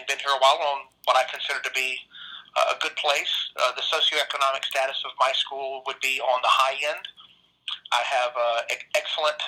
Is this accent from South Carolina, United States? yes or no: yes; Bamberg, South Carolina, United States; moved away; I'm from Bamberg, South Carolina, which is directly in the middle of the state-ish